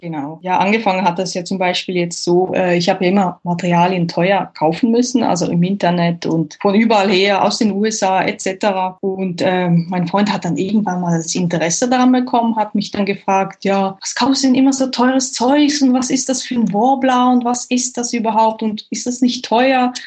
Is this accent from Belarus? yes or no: no; Switzerland; bei uns in der Schweiz